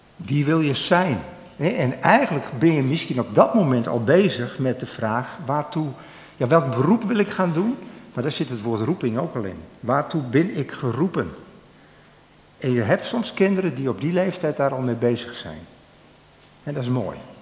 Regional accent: Drachten, Friesland, Netherlands; ik ben opgegroeid in Drachten

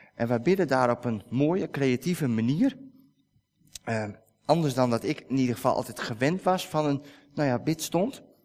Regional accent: Netherlands; wij als Nederlanders

